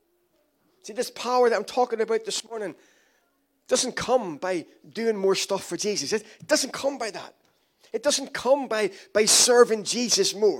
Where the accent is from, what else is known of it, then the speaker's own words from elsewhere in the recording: Ireland; I'm Irish